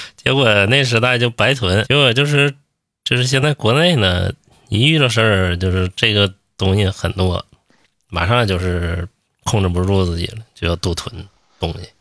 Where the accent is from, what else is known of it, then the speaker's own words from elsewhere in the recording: Northeast China, China; now in Beijing, China; 咱老家东北就是一遇到病就吃陶罐头哦